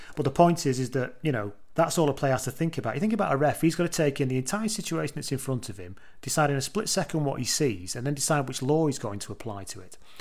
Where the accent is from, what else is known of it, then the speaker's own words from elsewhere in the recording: England, United Kingdom; I'm an English person